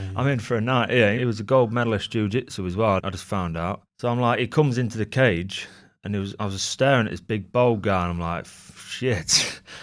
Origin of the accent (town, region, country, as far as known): Gainsborough, East Midlands, United Kingdom; born or raised there